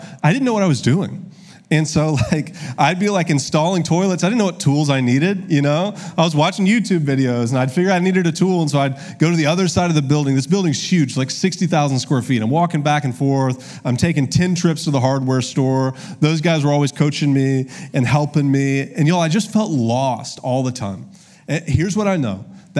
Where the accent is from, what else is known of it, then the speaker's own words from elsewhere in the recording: Augusta, Georgia, United States; also born or lived in Columbus, Ohio; now in Little Rock, United States; I'm from Augusta, Georgia.